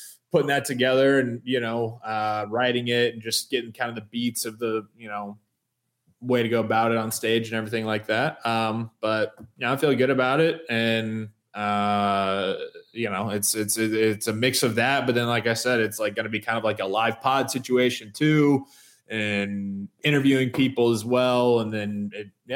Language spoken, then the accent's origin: English; Indianapolis, Indiana, United States; growing up in Indy, I grew up listening to Bob and Tom